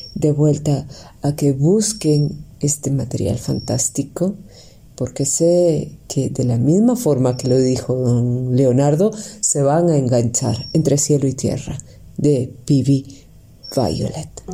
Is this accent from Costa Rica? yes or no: yes; Costa Rica; como decimos en Tiquicia